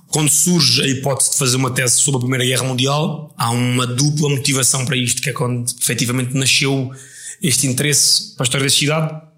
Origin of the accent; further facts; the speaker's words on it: Setúbal, Portugal; tem muita essa ligação umbilical ao sítio onde nasci